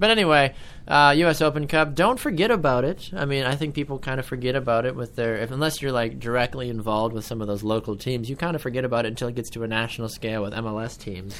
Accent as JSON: {"language": "English", "town": "Naples", "region": "Florida", "country": "United States", "tie": "born or raised there", "said": "my hometown of Naples"}